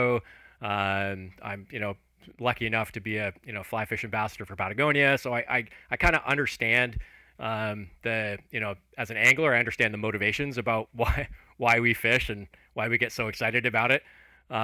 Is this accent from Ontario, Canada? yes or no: yes; just outside of Toronto, Ontario, Canada; moved away as an adult; also born or lived in Alberta / Turks and Caicos Islands; I grew up just outside of Toronto in Canada, in Ontario